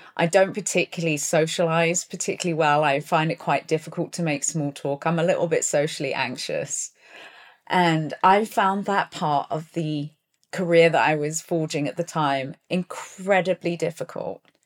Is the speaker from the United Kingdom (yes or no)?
yes; Plymouth, South West England, United Kingdom; moved away; also born or lived in Taunton, Somerset / London; when I was four, we moved down to Plymouth in Devon. So I grew up in, in Plymouth, which is a seaside port